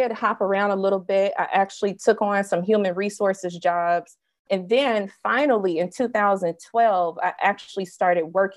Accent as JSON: {"language": "English", "region": "Mississippi", "country": "United States", "tie": "born or raised there", "said": "When I was 5 years old, I'm from Mississippi."}